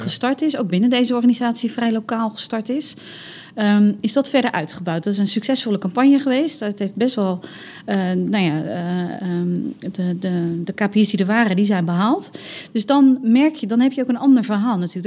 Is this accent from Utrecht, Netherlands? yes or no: no; Rotterdam, South Holland, Netherlands; Wij als Rotterdammers